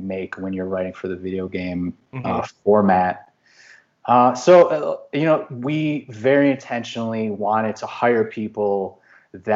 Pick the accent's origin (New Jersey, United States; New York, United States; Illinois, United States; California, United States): Illinois, United States; Chicago; I'm from Chicago